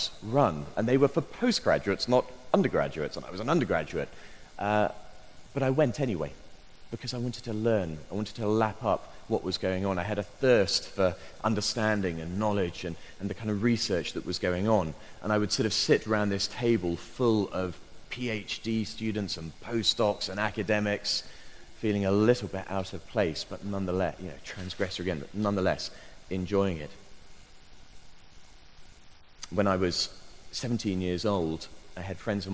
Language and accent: English; Bristol, South West England, United Kingdom; my hometown of Bristol